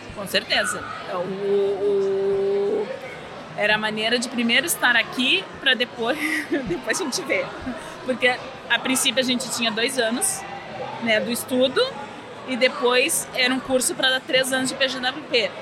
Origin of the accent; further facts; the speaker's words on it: Porto Alegre, Rio Grande do Sul, Brazil; moved away as an adult; now in Montreal, Canada; nós viemos de Porto Alegre, uhum. Rio Grande do Sul